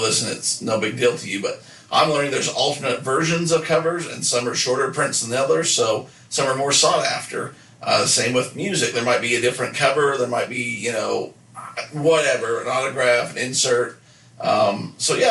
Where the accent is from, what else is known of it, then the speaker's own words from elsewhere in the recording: Nephi, Utah, United States; growing up in Nephi